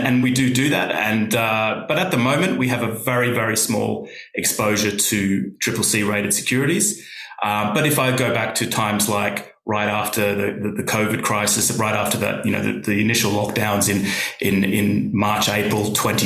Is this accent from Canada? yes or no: no; Australia; now in United Kingdom; I'm Australian